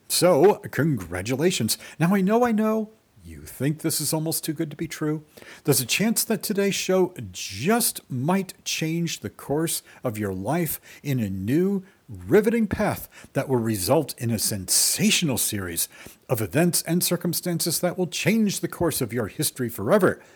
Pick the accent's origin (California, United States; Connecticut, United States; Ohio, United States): Connecticut, United States; Greenwich; I grew up in the Round Hill area